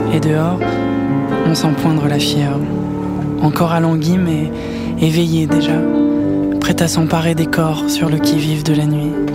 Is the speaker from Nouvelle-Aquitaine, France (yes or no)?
no; Clamart, Île-de-France, France; also born or lived in Rambouillet; je suis né à Clamart